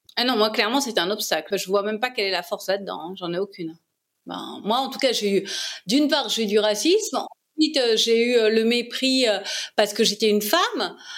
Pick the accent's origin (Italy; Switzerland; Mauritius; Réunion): Réunion; moved away as an adult; also born or lived in Paris; j'ai grandi à La Réunion, ma maman est réunionnaise, mon père était franco-allemand.